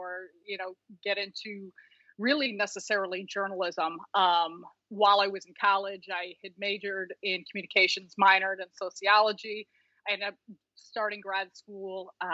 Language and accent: English; Chicago, Illinois, United States; I was born and raised in Chicago, played basketball at DePaul